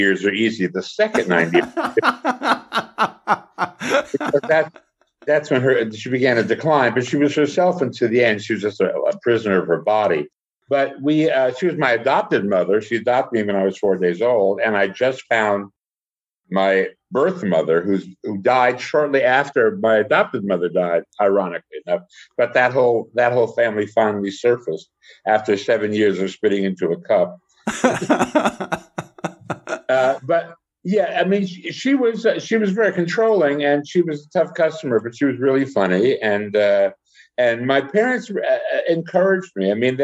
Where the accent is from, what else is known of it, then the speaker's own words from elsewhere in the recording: United States; we grew up in that era where we grew up in New York and Jersey